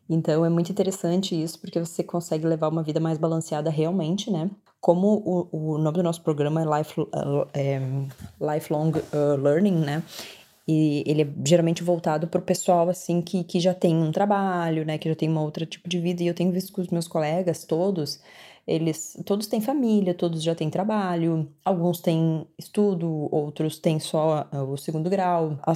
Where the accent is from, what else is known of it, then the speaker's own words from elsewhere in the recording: Porto Alegre, Rio Grande do Sul, Brazil; now in Dublin, Ireland; Oi, Laura, tudo bem? … eu sou de Porto Alegre, no Rio Grande do Sul. Moro há três anos e meio na Irlanda, em Dublin.